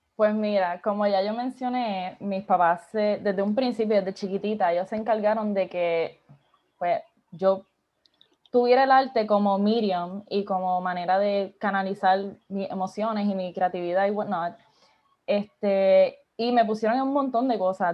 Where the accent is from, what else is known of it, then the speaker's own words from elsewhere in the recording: Isabela, Puerto Rico; also born or lived in Aguadilla, Puerto Rico; yo digo que soy de Isabela slash Aguadilla, porque pues mis papás se divorciaron, so estoy como que me crié en both